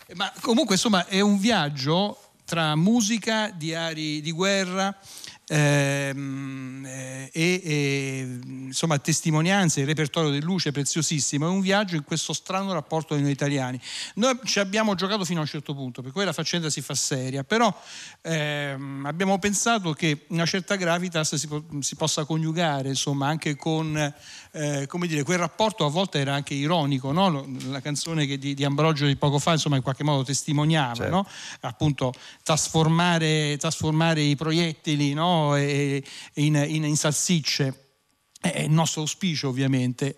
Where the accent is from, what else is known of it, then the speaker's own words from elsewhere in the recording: province of Latina, Lazio, Italy; io essendo cresciuto in provincia di Latina